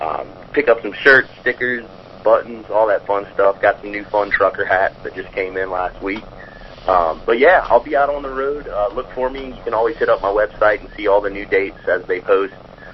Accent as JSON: {"language": "English", "town": "Charlottesville", "region": "Virginia", "country": "United States", "tie": "born or raised there", "said": "Him and I grew up together in Charlottesville, Virginia."}